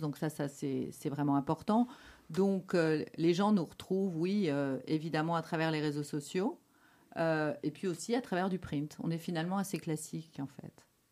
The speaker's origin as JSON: {"language": "French", "area": "Catalonia", "region": "Occitania", "country": "France", "accent": "French", "moved": "as an adult", "lives_now": "Belgium", "said": "la Catalogne, parce que c'est là d'où je viens."}